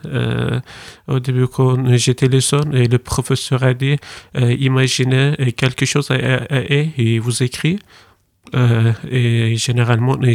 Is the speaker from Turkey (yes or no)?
yes; Turkey; French is a second language; j'ai 21 ans euh, oui, je viens de Turquie.